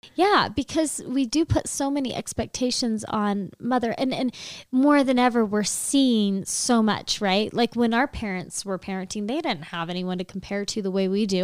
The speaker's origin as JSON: {"language": "English", "town": "Sacramento", "region": "California", "country": "United States", "moved": "as an adult", "lives_now": "Utah, United States", "said": "I'm from the Sacramento area, and I moved out here for school"}